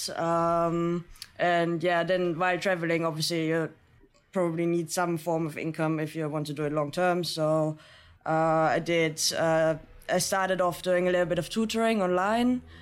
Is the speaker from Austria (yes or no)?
yes; Austria; I'm from Austria.